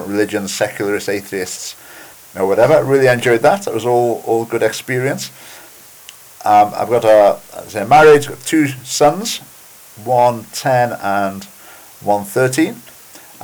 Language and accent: English; England, United Kingdom; moved away as an adult; also born or lived in Birmingham / Isle of Wight; now in Edinburgh, United Kingdom; I'm originally English